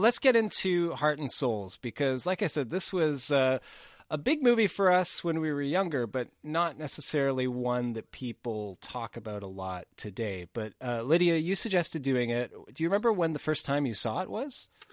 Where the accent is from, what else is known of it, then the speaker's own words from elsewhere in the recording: Canada; we are Canadian